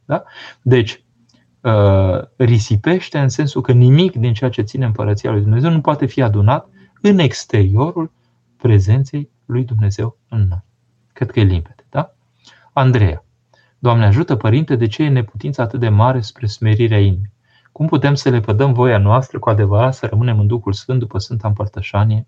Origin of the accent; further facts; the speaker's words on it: Romania; când eram mic în România comunistă